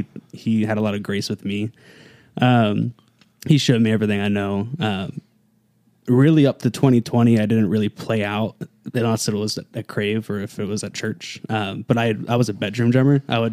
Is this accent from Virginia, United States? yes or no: yes; Gore, Virginia, United States; also born or lived in Salisbury, Maryland; I grew up in Gore. I grew up in the woods, the sticks, riding four-wheelers and stuff.